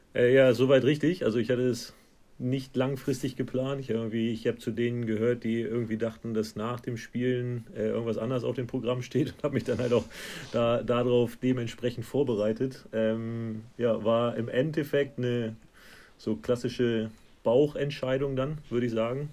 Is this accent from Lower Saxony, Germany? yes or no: yes; Hanover, Lower Saxony, Germany; moved away as an adult; now in Scotland, United Kingdom; so rund um Hannover, wo ich herkomme